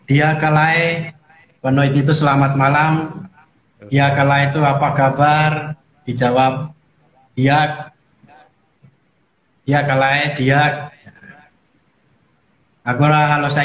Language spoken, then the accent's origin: Indonesian; Timor-Leste; now in Semarang, Indonesia; Saya berasal dari negara Timor Leste. Sekarang saya sedang tinggal di bersama para Bruder FIC, itu di Indonesia